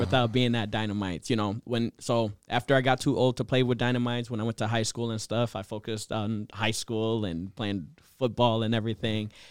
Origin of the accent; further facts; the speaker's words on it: Minneapolis, Minnesota, United States; I grew up in Southside, Minneapolis